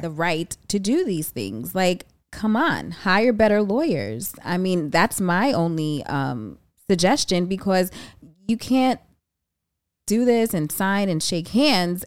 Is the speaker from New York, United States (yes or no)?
yes; New York City, New York, United States; I'm from the Bronx, so you already know I have to rep for the Bronx